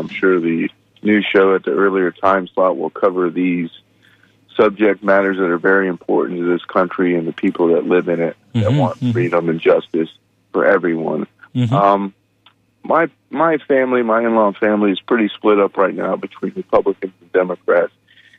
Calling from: Pinellas Park, Florida, United States; I'm calling from Pinellas Park.

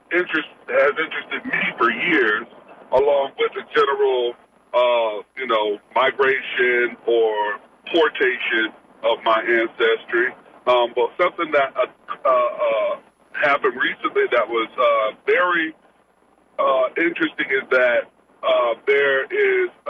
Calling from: Florida, United States; I'm on the road just right now uh, in Central Florida.

